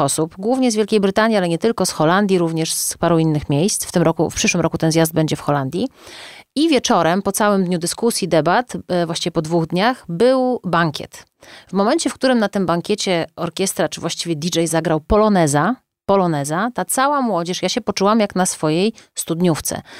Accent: Ciechanów, Masovian Voivodeship, Poland; jako osoba tańcząca w dzieciństwie w zespole Mały Ciechanów i śpiewająca mazowieckie przyśpiewki

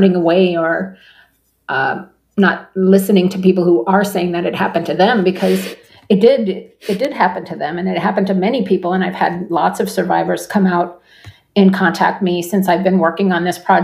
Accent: Turtle Mountain Reservation, North Dakota, United States; we're from the Turtle Mountain Reservation. We're Anishinaabe, Ojibwe people

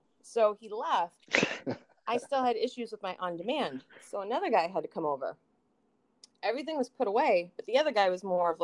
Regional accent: San Francisco, California, United States; moved away; I grew up in San Francisco. So I was exposed to a lot when I was a kid

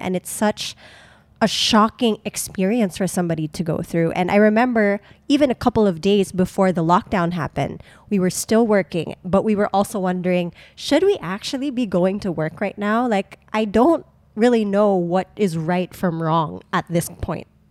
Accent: Subic, Central Luzon, Philippines; moved away; We've been taking road trips to my hometown, Subic, because we are still a resident.

